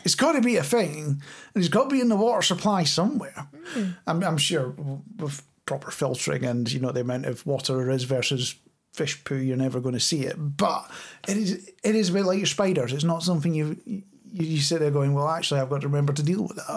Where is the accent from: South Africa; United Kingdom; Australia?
United Kingdom; Scotland